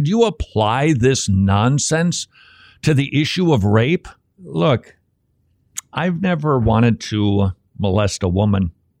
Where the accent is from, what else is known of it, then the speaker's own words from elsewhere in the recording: Northern United States, United States; born there; I wasn't born in the South. I really can't comment on slavery. I realize that I'm a Northerner by birth.